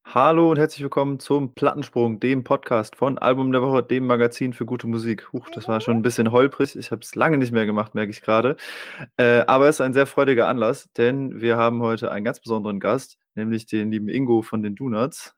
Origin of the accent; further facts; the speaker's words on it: Germany; now in Osnabrück, Germany; Ich komme ja hier aus der Gegend, ähm, ja. ich wohne in Osnabrück